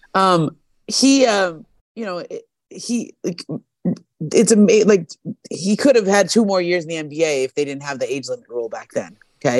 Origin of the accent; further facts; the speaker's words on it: Los Angeles, California, United States; as a kid growing up in L A, like, I grew up on the Showtime Lakers.